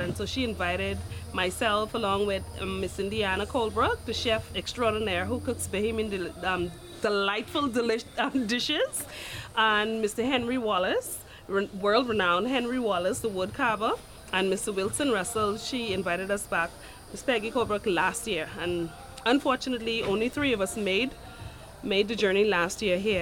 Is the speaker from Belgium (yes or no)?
no; Bahamas; also born or lived in Andros Island (mother's origin); now in Florida, United States; The Bahamas, that's my hometown.